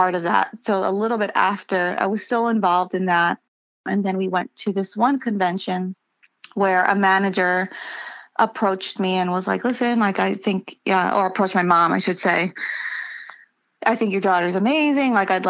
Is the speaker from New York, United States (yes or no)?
yes; New York City, New York, United States; also born or lived in Long Island, New York; I grew up in New York, first in Queens, and then we moved out to Long Island when I was a teenager